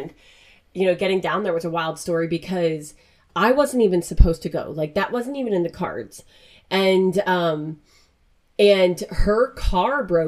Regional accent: Pennsylvania, United States; I'm from Pennsylvania

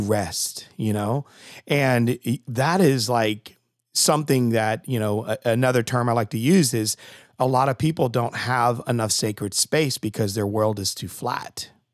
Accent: Connecticut, United States; I'm from Connecticut

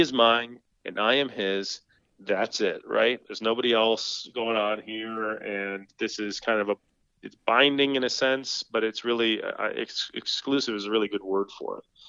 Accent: Michigan, United States; moved away as an adult; now in Orchard Park, United States; I grew up in Michigan

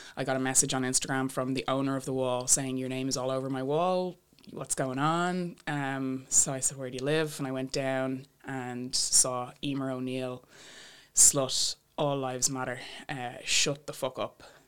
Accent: Bray, Leinster, Ireland; my hometown in Bray

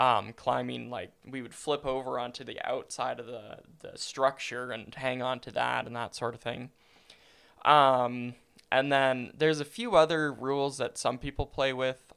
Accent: Calgary, Alberta, Canada; growing up in Calgary has been fantastic.

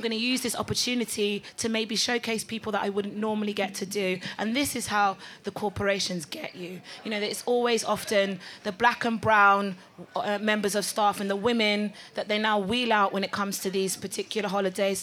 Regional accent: Delta, Nigeria; I'm Nigerian and I'm from Delta State.

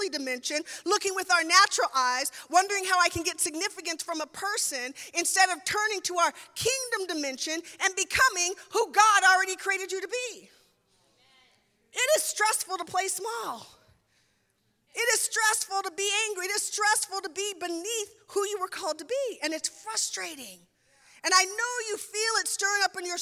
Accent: Seattle, Washington, United States; moved away; I'm from the Seattle area

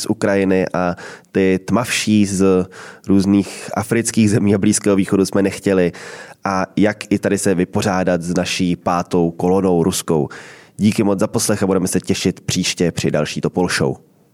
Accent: Czechia; jsme my Češi

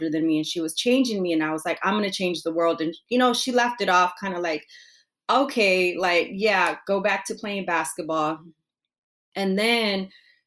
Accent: Oxnard, California, United States; also born or lived in Santa Cruz, California; our childhood growing up in Oxnard

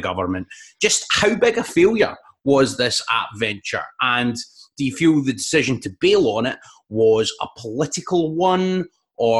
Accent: North Ayrshire, Scotland, United Kingdom; growing up in North Ayrshire in the noughties

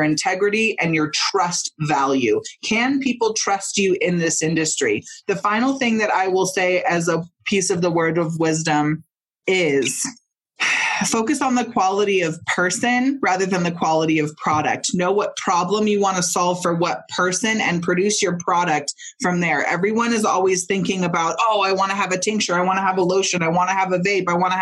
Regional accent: Mendocino, California, United States; I'm from Mendocino and Northern California

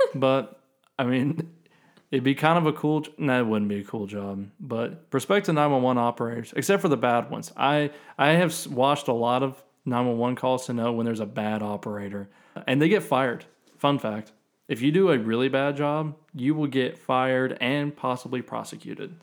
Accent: the South, United States; I grew up in the South.

